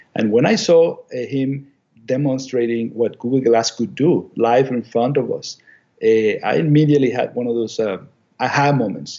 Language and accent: English; Venezuela; moved away as an adult; also born or lived in Chicago, United States / Ann Arbor, Michigan, United States; now in Maine, United States; I'm from Venezuela originally